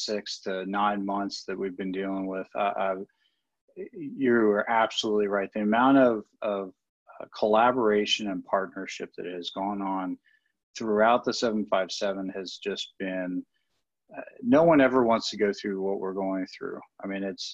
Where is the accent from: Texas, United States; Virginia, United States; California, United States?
Virginia, United States; Hampton Roads; I'm from the Hampton Roads and the 757 community of Virginia Beach and Norfolk and Chesapeake and Portsmouth and Suffolk.